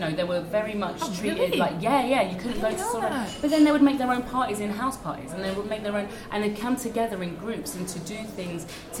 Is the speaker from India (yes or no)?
no; United Kingdom; the soil, the feeding ground for us to express ourselves as black British people is much more fertile than in France